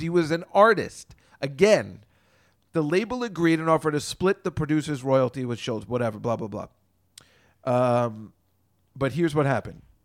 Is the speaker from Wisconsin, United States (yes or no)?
no; New Jersey, United States; if you're a young boy growing up in Jersey